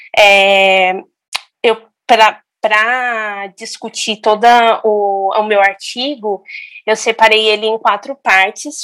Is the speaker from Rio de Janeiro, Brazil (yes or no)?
no; São Paulo, Brazil; eu como moradora, em vez de falar, ah, eu sou do Grajaú